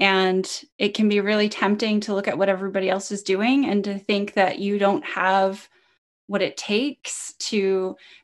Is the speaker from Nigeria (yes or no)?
no; Canada; I'm Canadian